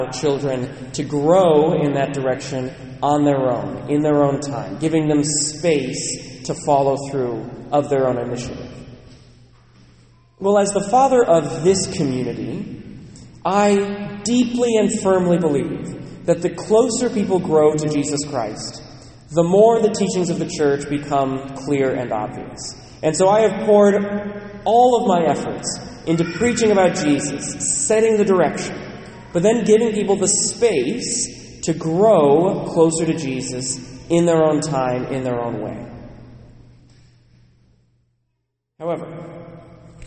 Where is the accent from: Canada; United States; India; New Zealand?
United States; Western Washington; Growing up in Western Washington, being assigned to Bellingham